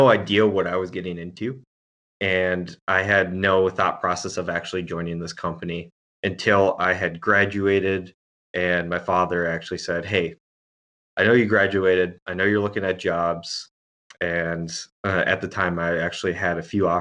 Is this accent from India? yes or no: no; Minnesota, United States; also born or lived in California; I grew up in Minnesota, bounced all around the place in Minnesota.